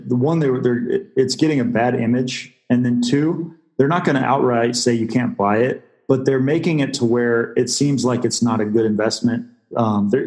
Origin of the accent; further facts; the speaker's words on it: Washington, United States; now in Istanbul, Turkey; I'm from Washington State is where I'm from, originally West Coast.